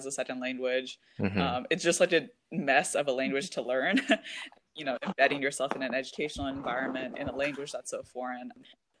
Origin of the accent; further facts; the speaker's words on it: United States; being Indian myself, even though I grew up in the United States